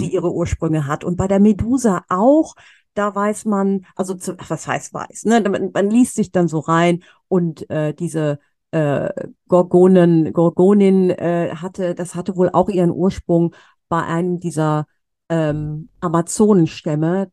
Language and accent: German; Cologne, North Rhine-Westphalia, Germany; moved away as an adult; ich komme aus Köln, ja, ich ja. bin hier geboren, auch wenn ich mhm. auch jahrelang im Ausland gelebt habe